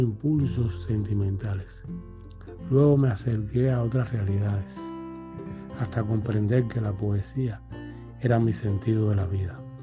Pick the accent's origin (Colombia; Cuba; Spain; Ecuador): Cuba; Placetas, Villa Clara; moved away as an adult; also born or lived in Havana; now in Matanzas, Cuba; Nací en Cuba en 1973 en un pueblo llamado Placetas, que se encuentra al centro del país.